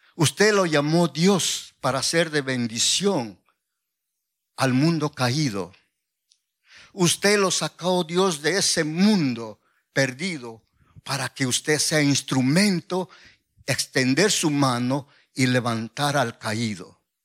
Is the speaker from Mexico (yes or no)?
yes; Oaxaca, Mexico; soy de Oaxaca